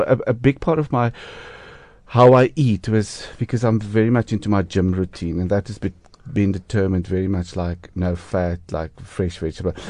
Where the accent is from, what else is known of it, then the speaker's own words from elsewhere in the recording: Harrismith, Free State, South Africa; now in Johannesburg, South Africa; I'm actually from Harry Smith and the Free State